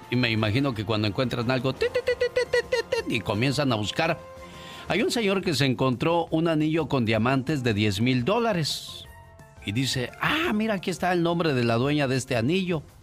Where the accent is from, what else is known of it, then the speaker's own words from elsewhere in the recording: Monterrey, Nuevo León, Mexico; moved away; salí de Monterrey, pero Monterrey nunca salió de mí.